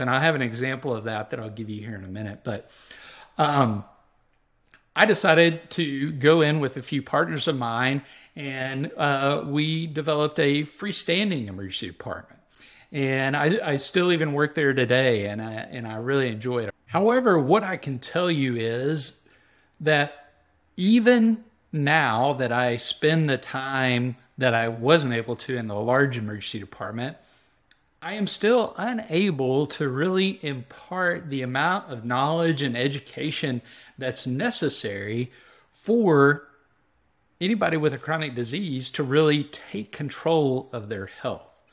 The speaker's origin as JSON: {"language": "English", "town": "Waco", "region": "Texas", "country": "United States", "tie": "born or raised there", "said": "I grew up in Central Texas in the Waco, uh, area"}